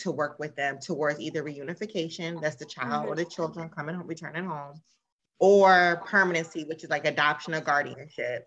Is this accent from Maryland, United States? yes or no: yes; Maryland, United States; I'm from Maryland.